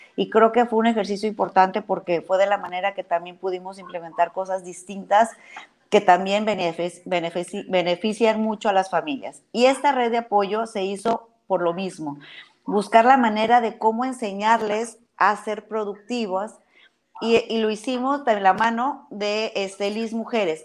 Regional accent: Baja California Sur, Mexico; yo soy una muy orgullosa sudcaliforniana. Defiendo mi tierra

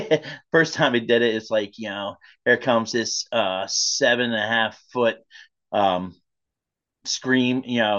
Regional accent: Lewistown, Pennsylvania, United States; I hail from Lewistown, Pennsylvania. I am smack dab middle of the state

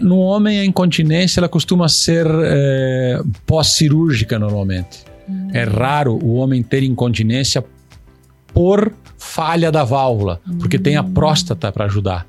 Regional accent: São Lourenço do Oeste, Santa Catarina, Brazil; now in Pato Branco, Brazil; eu nasci em São Lourenço, é próximo

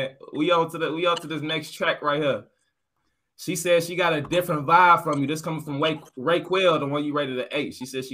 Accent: Chicago, Illinois, United States; I'm from Chicago

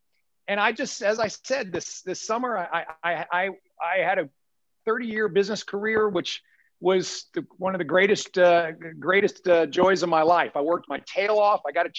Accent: Richmond, Virginia, United States; also born or lived in Midlothian, Virginia; I was born in Richmond. I was born in Bon Air, which a lot of folks might call the other side of the river.

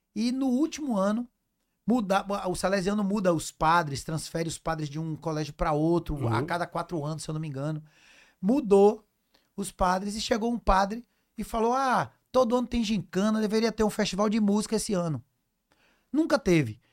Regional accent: Cruz das Almas, Bahia, Brazil; also born or lived in Castro Alves / Salvador; eu nasci em Cruz das Almas, interior da Bahia

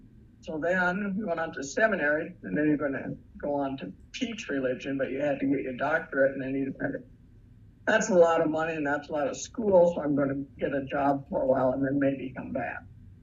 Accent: Arlington, South Dakota, United States; I grew up in Arlington, still in Arlington.

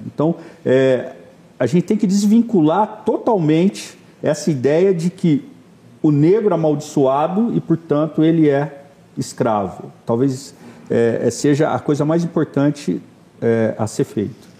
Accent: Campinas, São Paulo, Brazil; eu sou de Campinas

